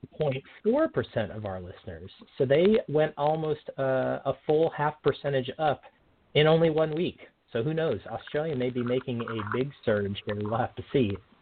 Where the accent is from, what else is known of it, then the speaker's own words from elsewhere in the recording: Oregon, United States; from Oregon, right here in my home state